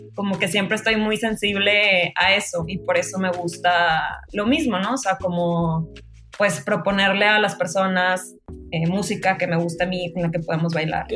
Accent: Monterrey, Nuevo León, Mexico; moved away as an adult; now in Mexico City, Mexico; soy de Monterrey, pero vivo en México hace, en la Ciudad de México hace dos años y medio

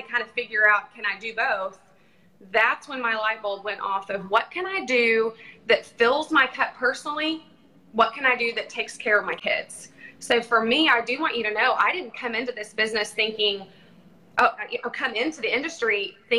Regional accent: Texas, United States; now in Tulsa, United States; I'm from Texas

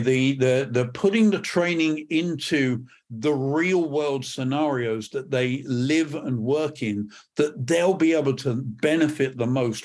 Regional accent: England, United Kingdom; accent: British; moved away as an adult; also born or lived in Northern California; now in Perth, United Kingdom; I'm not from Scotland originally, from, usually, um, my, my background is, um, from England

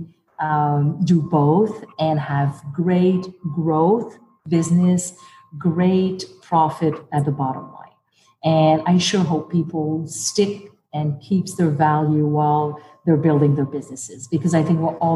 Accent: Montreal, Quebec, Canada; moved away as an adult; also born or lived in Birmingham, Alabama; being French, being from Montreal, being Canadian, being a woman

